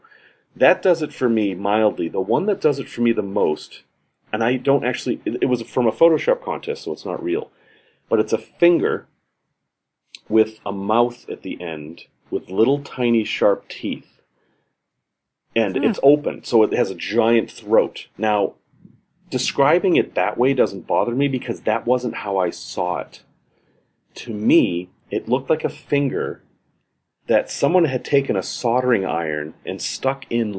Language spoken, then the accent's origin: English; Salem, Massachusetts, United States; I grew up in Massachusetts in Salem, snowy place